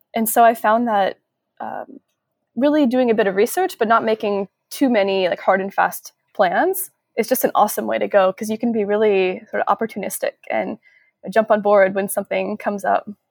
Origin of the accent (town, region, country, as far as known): a suburb outside of Seattle, Washington, United States; born or raised there; moved away as an adult; also born or lived in San Francisco Bay Area; now in San Francisco, United States